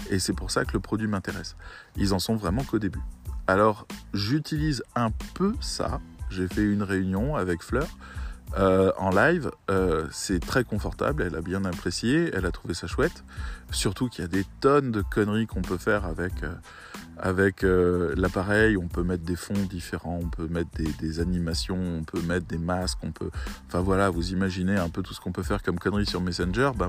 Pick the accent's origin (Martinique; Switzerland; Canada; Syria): Syria; Moi, je viens de Syrie, hein, je vous le dis.